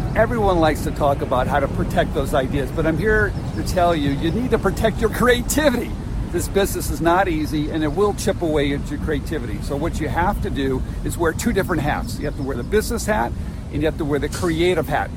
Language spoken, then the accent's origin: English; Santa Clara, California, United States; I'm in my hometown of Santa Clara, California